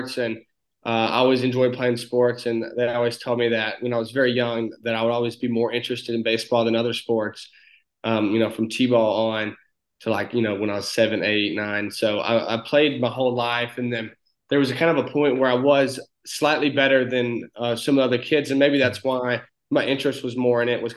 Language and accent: English; Northeast Alabama, United States; accent: very thick country accent; I'm a kid from a small town in Northeast Alabama of about 1,000 people. So a very small town. We have one red light.